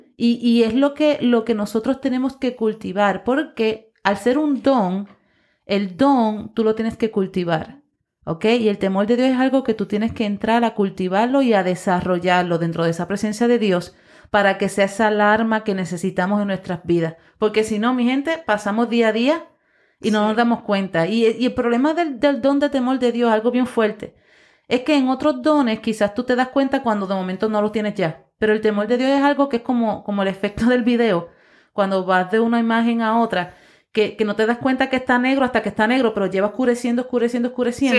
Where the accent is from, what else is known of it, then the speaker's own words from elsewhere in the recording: Puerto Rico; nosotros como puertorriqueños